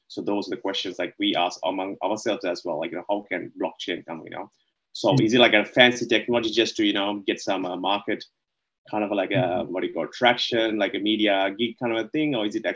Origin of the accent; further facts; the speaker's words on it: Sri Lanka; moved away as an adult; now in Melbourne, Australia; I was born in Sri Lanka, right? So I moved here to Melbourne back in early 2007 to do the university